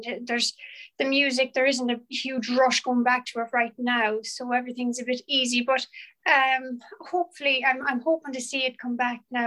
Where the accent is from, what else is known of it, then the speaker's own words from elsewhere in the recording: Killinina, County Clare, Ireland; now in Gort, Ireland; I am from Killinina originally, but I'm living in Gort with my lovely mom